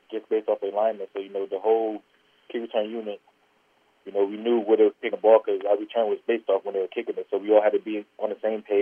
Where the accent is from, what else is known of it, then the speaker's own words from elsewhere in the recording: United States; it's always been a dream to play for my hometown team.